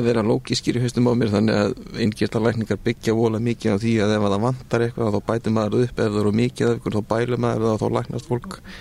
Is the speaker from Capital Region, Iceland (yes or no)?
yes; Reykjavík, Capital Region, Iceland; moved away as an adult; also born or lived in United Kingdom; ég er nú bara úr Reykjavík um, Ég er sem sagt fættur 1975 um, ólst upp í Vesturbænum